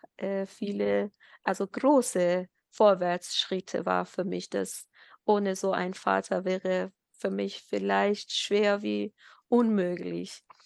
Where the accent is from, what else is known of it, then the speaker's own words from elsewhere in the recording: Ilam Province, Iran; German is a second language; moved away as an adult; now in Germany; wir äh, haben damals äh, in unserem Staat, Heimatstaat Ilam gewohnt. Das ist äh, am Westen von Iran